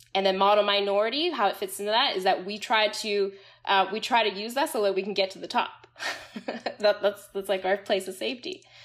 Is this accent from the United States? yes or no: no; Canada; I grew up in the Canadian context